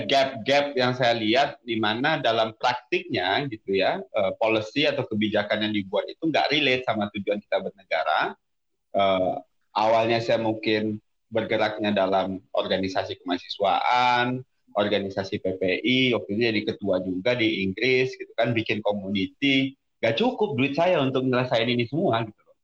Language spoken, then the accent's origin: Indonesian; Padang, West Sumatra, Indonesia; moved away as an adult; also born or lived in Depok / London; now in South Tangerang, Indonesia; gue sampai SMA itu da, uh, di Sumatera Barat, khususnya Kota Padang dari lahir sampai SMA di sana. Jadi mungkin teman-teman dengar bahasa Indonesia gue masih rada taste rendangnya ini.